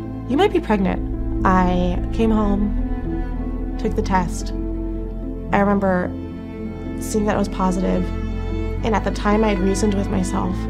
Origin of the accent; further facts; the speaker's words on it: Jacksonville, Florida, United States; moved away as an adult; now in Chicago, United States; I am from Jacksonville, Florida